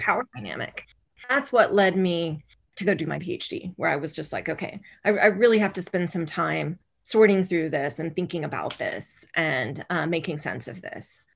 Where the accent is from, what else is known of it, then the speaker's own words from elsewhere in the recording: rural Oklahoma, United States; I was raised in Oklahoma, in rural Oklahoma, where most people were Southern Baptist